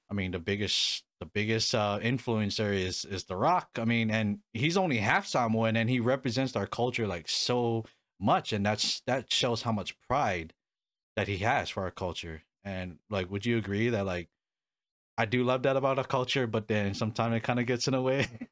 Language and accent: English; Hawaii, United States; now in Arizona, United States; I was born and raised in Hawaii